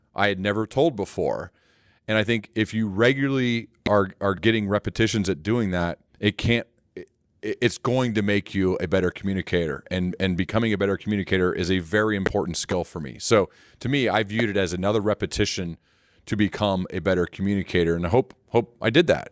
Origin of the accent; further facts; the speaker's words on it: Ohio, United States; I'm from Ohio